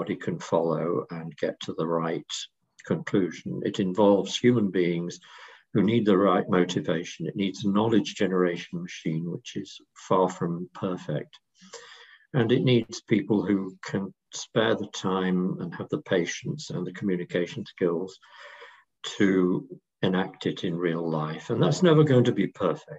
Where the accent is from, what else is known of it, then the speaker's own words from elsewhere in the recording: England, United Kingdom; I'm speaking, of course, as an Englishman